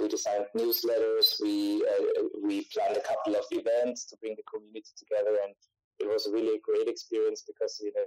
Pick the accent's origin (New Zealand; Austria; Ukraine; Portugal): Austria; I'm from Austria